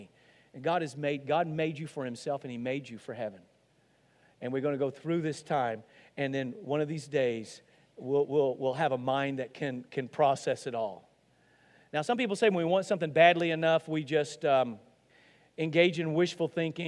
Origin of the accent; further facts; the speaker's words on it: Arkansas, United States; I'm from Arkansas